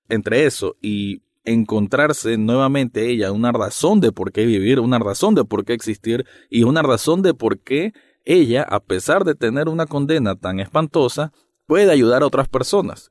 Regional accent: Nicaragua; yo como centroamericano

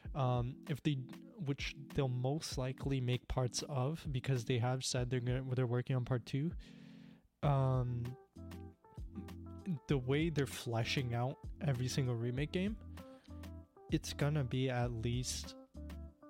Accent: India; I'm Indian

